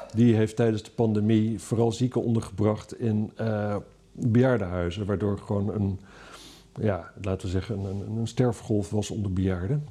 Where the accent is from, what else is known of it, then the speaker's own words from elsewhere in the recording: Netherlands; Ik ben een Hollander